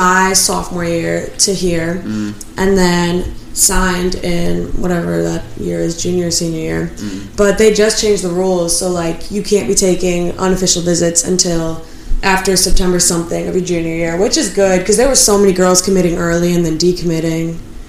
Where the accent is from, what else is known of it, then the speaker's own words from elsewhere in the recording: Illinois, United States; I'm not from Chicago.